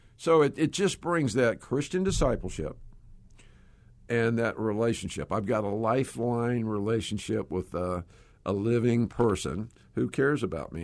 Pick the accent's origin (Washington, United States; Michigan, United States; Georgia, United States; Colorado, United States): Georgia, United States; I, uh, am a Georgia boy. Uh, you probably can tell by my accent.